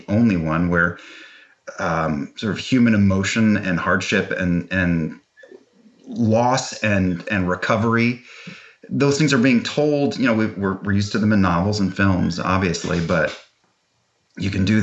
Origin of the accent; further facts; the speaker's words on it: Weehawken, New Jersey, United States; I'm from Weehawken, which is right next to Hoboken